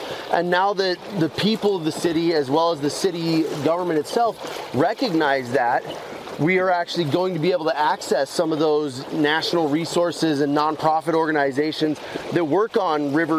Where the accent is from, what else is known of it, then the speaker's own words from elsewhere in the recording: Farmington, New Mexico, United States; moved away as an adult; also born or lived in Durango, Colorado / Aztec, New Mexico; I was born in Durango and lived in Aztec and Farmington up until I was in my mid-20s.